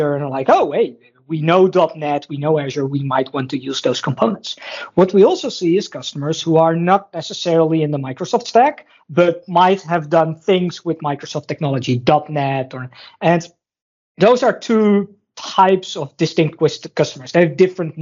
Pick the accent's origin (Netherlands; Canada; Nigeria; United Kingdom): Netherlands; I'm from the Netherlands